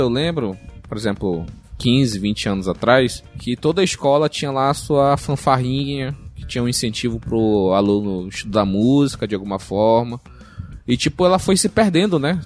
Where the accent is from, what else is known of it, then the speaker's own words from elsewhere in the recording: Brazil; Eu sou brasileiro